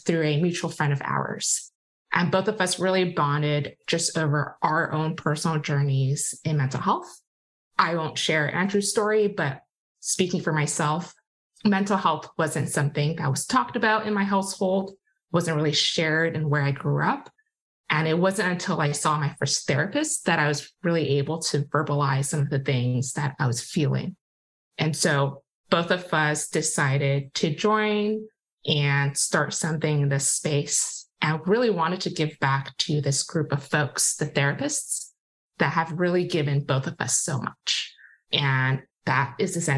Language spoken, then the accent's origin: English; Hong Kong; also born or lived in Massachusetts, United States; now in Bay Area, United States; I grew up in Hong Kong